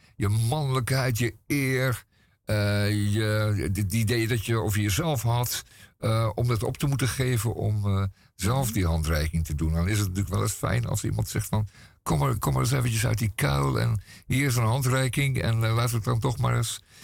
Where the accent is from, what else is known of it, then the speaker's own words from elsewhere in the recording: Amsterdam, North Holland, Netherlands; als Amsterdammer